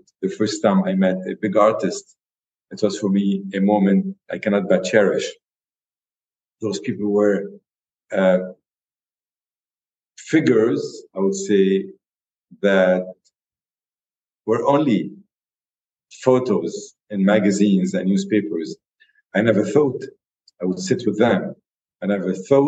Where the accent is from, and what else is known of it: Lebanon